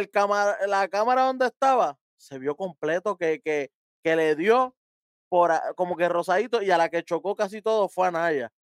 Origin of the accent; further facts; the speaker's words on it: Brooklyn, New York, United States; Yo {S0} soy de Brooklyn completo, de desde arriba